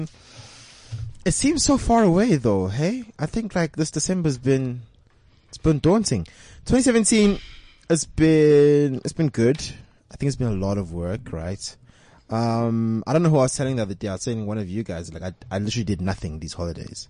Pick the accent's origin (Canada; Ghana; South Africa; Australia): South Africa; Benoni, Gauteng; I'm from Benoni